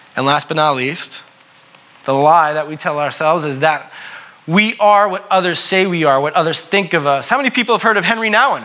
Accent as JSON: {"language": "English", "region": "New York", "country": "United States", "said": "I'm from New York, right? And so I like to say, I'm from New York, I'm a New Yorker"}